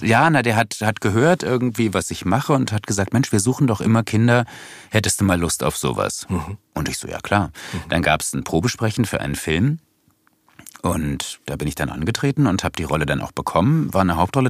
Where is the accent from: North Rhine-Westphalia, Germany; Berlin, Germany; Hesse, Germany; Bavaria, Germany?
Berlin, Germany; In Wilmersdorf, im Gertrauden-Krankenhaus